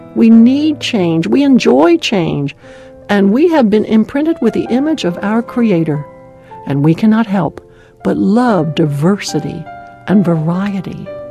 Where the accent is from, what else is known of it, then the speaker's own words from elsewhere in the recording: Maryland, United States; now in Southern California, United States; the cold, wet winters back in my home state of Maryland